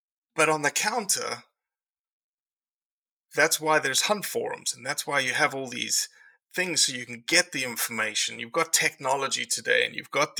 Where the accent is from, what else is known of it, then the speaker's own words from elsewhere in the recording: South Africa; now in Mississippi, United States; I came to this country as a South African